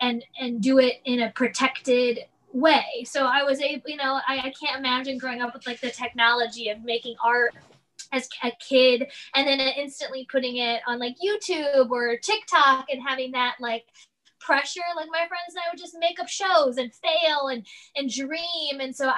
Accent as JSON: {"language": "English", "region": "Midwest", "country": "United States", "tie": "born or raised there", "moved": "as an adult", "lives_now": "Los Angeles, United States", "said": "growing up in the Midwest, I was given kind of that idyllic Midwestern Southern life."}